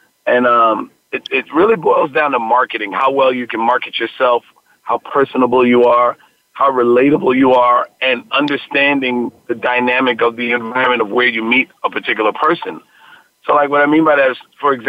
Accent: New York City, New York, United States; I'm born and raised in the Bronx.

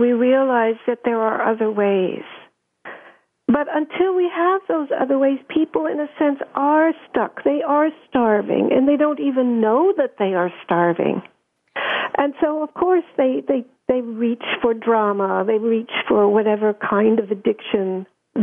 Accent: Germany; moved away; I grew up in Germany

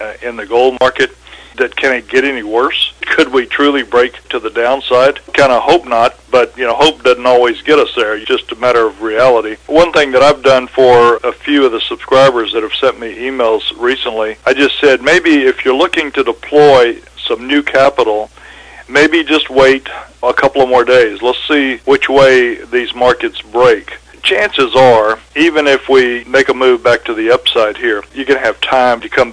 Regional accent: San Antonio, Texas, United States; now in Mexico; born and raised in San Antonio

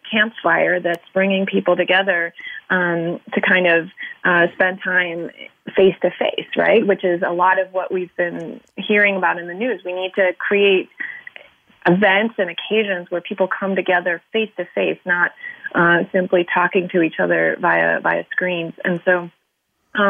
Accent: Boston, Massachusetts, United States; my hometown is Boston

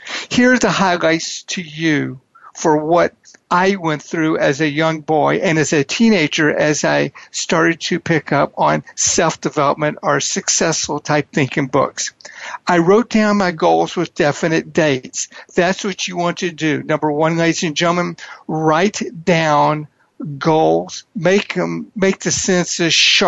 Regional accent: Houston, Texas, United States; I grew up in Houston, Texas in a divorced family

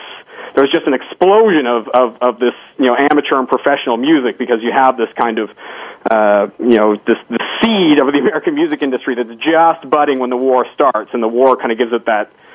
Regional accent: Canada; now in Arlington, United States; I'm Canadian, and so it surprised me as a Canadian

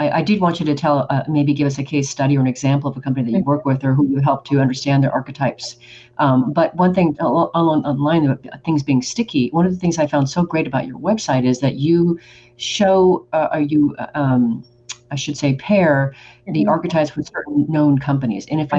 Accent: Oregon, United States; I am from Oregon, like Nike is.

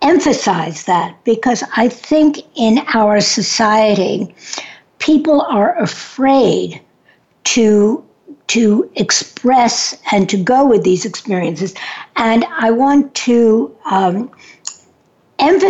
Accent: New York City, New York, United States; I'm from New York City

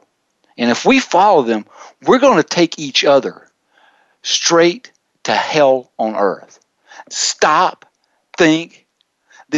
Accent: the South, United States; I grew up in the South.

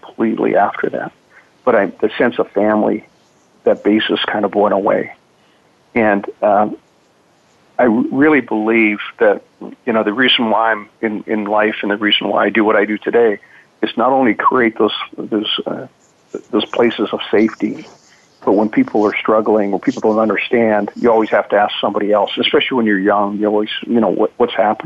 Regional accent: Edmonton, Alberta, Canada; I grew up in Canada and was born in Edmonton.

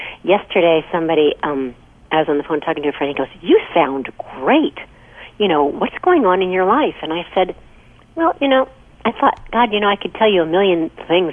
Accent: Missouri, United States; moved away as an adult; also born or lived in Toronto, Canada; now in Los Angeles, United States; I grew up in Missouri, and you had meat three times a day

